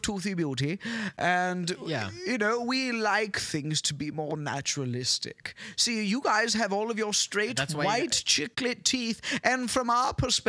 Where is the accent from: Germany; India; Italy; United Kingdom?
United Kingdom; I am a British man